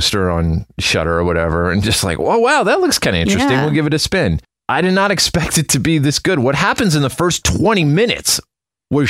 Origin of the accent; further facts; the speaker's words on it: Prince Albert, Saskatchewan, Canada; moved away; I was born in Prince Albert, Saskatchewan